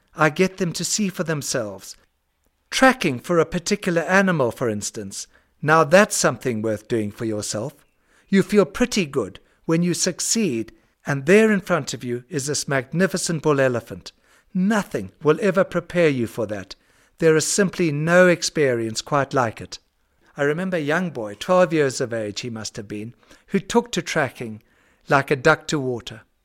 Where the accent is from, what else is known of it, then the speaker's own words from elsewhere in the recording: Zimbabwe; the farm I grew up on in Zimbabwe